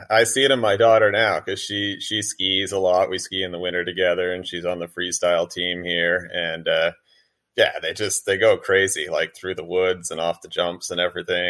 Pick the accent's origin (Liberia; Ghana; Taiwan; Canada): Canada; New Brunswick; Not really. I mean, it wasn't really a big part of growing up.